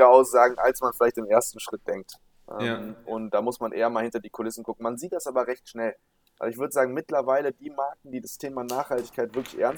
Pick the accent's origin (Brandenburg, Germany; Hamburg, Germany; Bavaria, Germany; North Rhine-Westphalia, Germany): North Rhine-Westphalia, Germany; Düsseldorf; aufgewachsen, irgendwie die Stadt super lieb geworden und äh, bin hier mega gerne